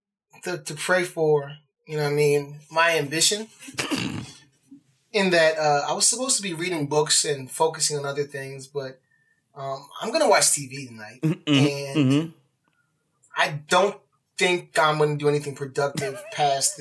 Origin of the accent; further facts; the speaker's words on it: New Jersey, United States; moved away; I'm from Jersey